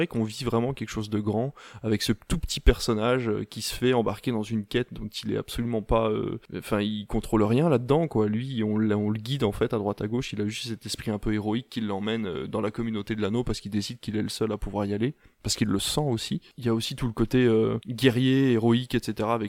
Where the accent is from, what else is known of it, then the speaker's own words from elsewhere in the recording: Normandy, France; Moi, je viens de Normandie, qui n'est pas très loin de la Belgique